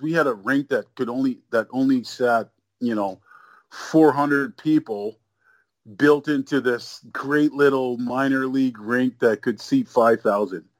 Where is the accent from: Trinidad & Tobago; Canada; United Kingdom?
Canada; also born or lived in Nigeria; I was born in Nigeria, so mm-hmm. I came to Canada when I was, you know, a year old.